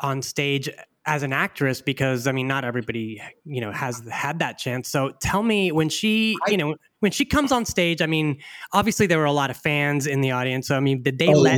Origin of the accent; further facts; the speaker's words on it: Houston, Texas, United States; I grew up in Houston, Texas